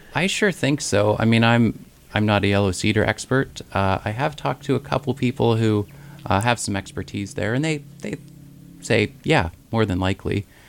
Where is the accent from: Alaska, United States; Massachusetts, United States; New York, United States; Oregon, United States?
Alaska, United States; Ketchikan; I grew up in the Ketchikan area